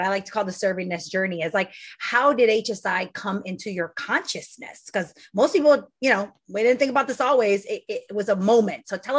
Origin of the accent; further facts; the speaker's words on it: California, United States; moved away as an adult; also born or lived in Pittsburgh, Pennsylvania; I'm from California. When I got to Pittsburgh, Pennsylvania, I actually called it another planet.